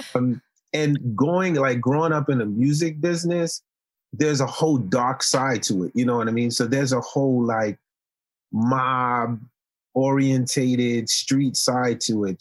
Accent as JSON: {"language": "English", "town": "New York City", "region": "New York", "country": "United States", "tie": "born or raised there", "also_born_or_lived": "Haiti", "second_language": "English", "said": "I came from Haiti when I was ten years old, and I grew up in Marlboro Projects in Coney Island"}